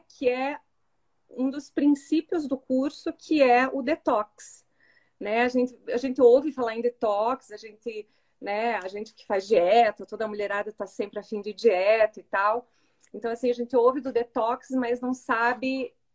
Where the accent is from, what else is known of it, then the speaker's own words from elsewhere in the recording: Curitiba, Paraná, Brazil; sou de Curitiba, tenho 43